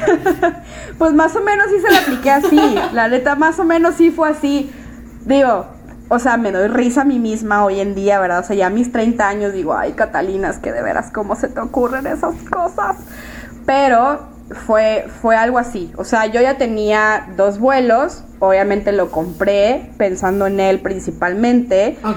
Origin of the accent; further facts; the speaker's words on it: Monterrey, Nuevo León, Mexico; yo soy de Monterrey, vivo en Monterrey.